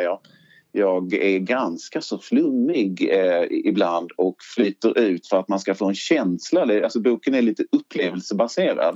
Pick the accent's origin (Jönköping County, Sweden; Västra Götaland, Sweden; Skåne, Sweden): Skåne, Sweden; Lund; also born or lived in Trelleborg / Malmö; Jag är från Lund ursprungligen